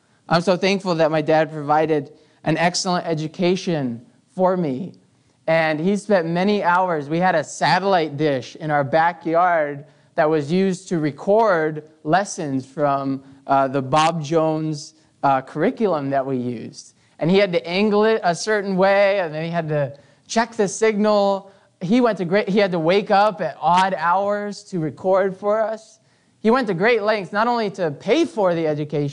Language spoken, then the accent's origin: English; Canada; growing up in Canada